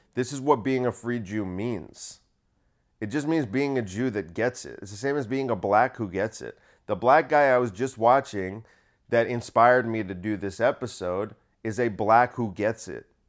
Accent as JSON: {"language": "English", "country": "United States", "said": "I'm only, like, the third generation that's been here"}